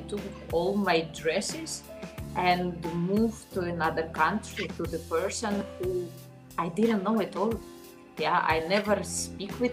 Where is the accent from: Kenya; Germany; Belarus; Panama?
Belarus; Minsk; English is a second language; moved away as an adult; also born or lived in Slovenia; I was born in Belarus. All my life I was in Minsk, and I was 20 years old when I moved to Slovenia